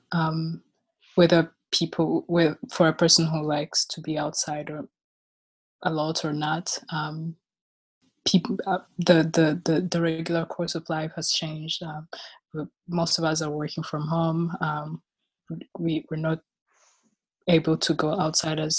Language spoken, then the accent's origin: English; Rwanda; now in Chicago, United States; I am from Rwanda. And last year I graduated from the University of Chicago, where I was studying philosophy, and I currently live in Chicago.